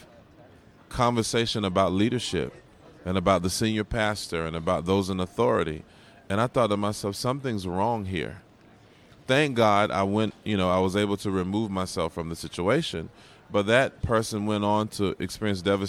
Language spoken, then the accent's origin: English; Georgia, United States; When I was a kid growing up in Georgia, we had a big basement